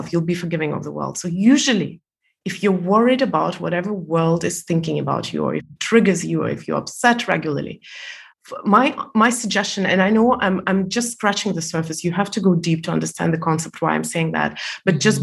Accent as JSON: {"language": "English", "country": "Estonia", "tie": "born or raised there", "also_born_or_lived": "Malaysia", "moved": "as an adult", "said": "I was born in Soviet Union and I was 14 when it collapsed"}